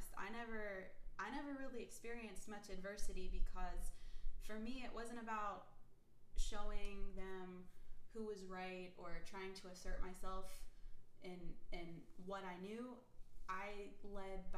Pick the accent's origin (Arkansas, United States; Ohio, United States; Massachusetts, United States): Ohio, United States; Youngstown; I'm originally from Ohio